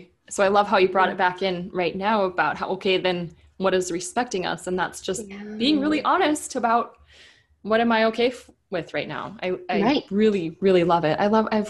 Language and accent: English; Minnesota, United States; moved away as an adult; Minnesota, where I grew up